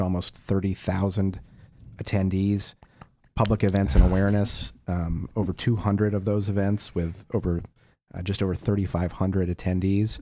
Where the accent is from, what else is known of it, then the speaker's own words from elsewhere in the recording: Wisconsin, United States; when I was a kid growing up in Wisconsin